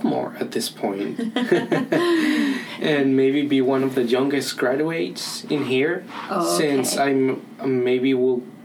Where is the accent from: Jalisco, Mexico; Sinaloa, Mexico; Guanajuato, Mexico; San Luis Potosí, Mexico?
Sinaloa, Mexico; Culiacán; now in Petersburg; I was born and raised in Mexico